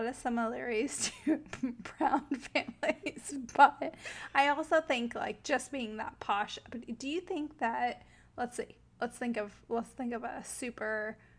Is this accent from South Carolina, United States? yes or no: yes; South Carolina, United States; I'm from South Carolina. I'm from a podunk. Well, it's not a small town, but I'm from a very southern town